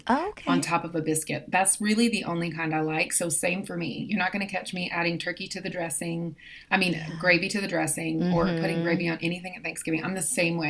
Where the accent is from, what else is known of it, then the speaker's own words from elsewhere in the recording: the South, United States; Growing up in the South